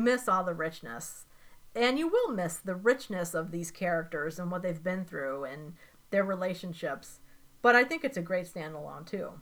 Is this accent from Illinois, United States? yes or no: yes; Chicago, Illinois, United States; I am from Chicago